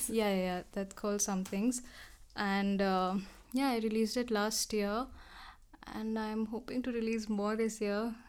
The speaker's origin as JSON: {"language": "English", "town": "Dehradun", "region": "Uttarakhand", "country": "India", "tie": "born or raised there", "moved": "as an adult", "lives_now": "Delhi, India", "said": "growing up in Dehradun around mountains"}